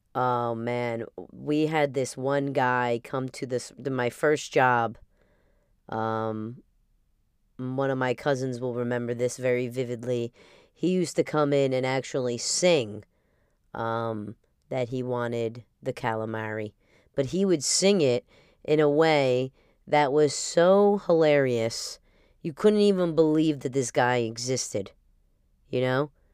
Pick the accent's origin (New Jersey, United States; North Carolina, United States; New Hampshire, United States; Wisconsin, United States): New Jersey, United States; for my upbringing here